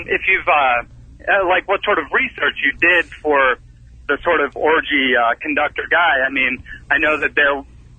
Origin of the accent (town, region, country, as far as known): Wilmington, Delaware, United States; born or raised there